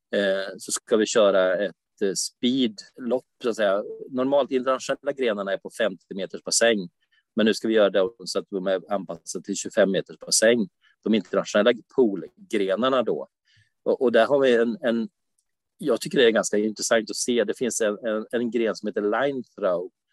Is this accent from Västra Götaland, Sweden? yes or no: no; Umeå, Västerbotten County, Sweden; now in Varberg, Sweden; jag är ju från Umeå fast jag bor i Varberg